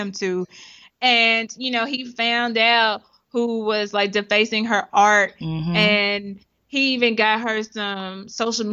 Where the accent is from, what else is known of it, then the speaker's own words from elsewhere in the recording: Oklahoma, United States; moved away; I'm from Oklahoma